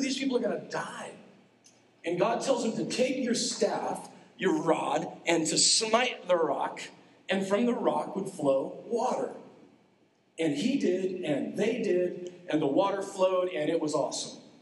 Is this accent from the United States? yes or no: yes; Nebraska, United States; I grew up in Nebraska, and let me assure you that it was cold